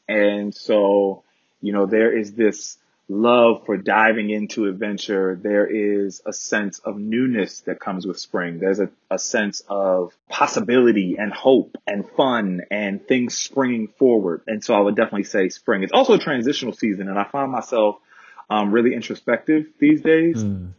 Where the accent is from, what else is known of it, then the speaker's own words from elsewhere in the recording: Baltimore, Maryland, United States; oftentimes when I meet people and I tell them I'm from Baltimore, they say congratulations on making it out.